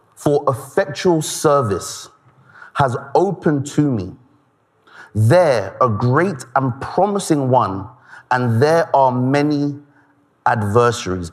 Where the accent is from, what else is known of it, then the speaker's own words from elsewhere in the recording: Nigeria; I'm Nigerian